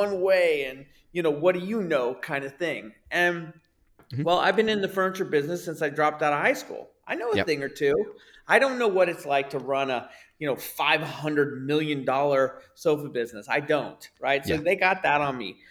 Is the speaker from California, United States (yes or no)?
yes; Bay Area, California, United States; growing up in the Bay Area